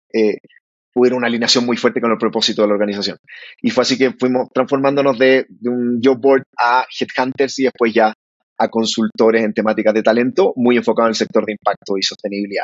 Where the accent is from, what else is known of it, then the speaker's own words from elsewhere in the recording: Calera de Tango, Santiago Metropolitan Region, Chile; moved away as an adult; now in Bogotá, Colombia; nos criamos en Calera de Tango, que queda, queda a las afueras de Santiago de Chile.